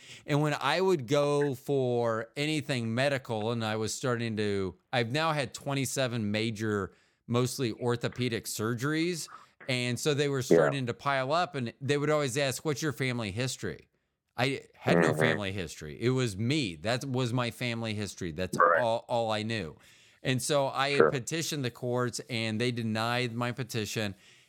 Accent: St. Petersburg, Florida, United States; born there; In 2005, I went down and petitioned Pinellas County. I was born in St. Petersburg.

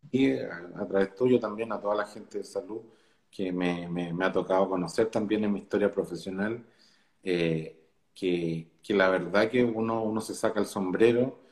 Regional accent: Chile; yo me siento orgulloso como chileno

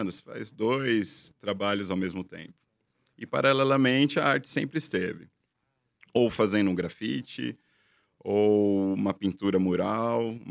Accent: São Paulo, Brazil; Eu sou da região do ABC, então tinha muita demanda.

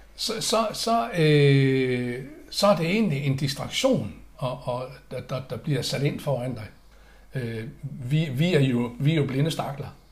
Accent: Aalborg, North Denmark Region, Denmark; moved away; jeg er opvokset i Aalborg

